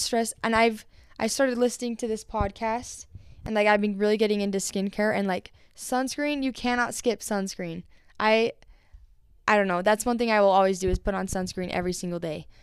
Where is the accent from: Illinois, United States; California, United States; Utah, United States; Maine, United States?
Utah, United States; Vernal; now in Spanish Fork, United States; I grew up in Vernal, Utah, and, um, Vernal was definitely a different atmosphere from Spanish Fork, where I live now